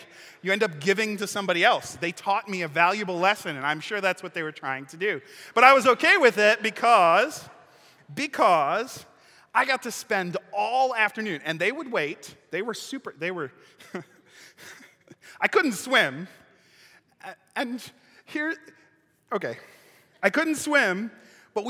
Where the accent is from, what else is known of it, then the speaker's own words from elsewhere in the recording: Lake Michigan, Midwest, United States; I grew up right on Lake Michigan.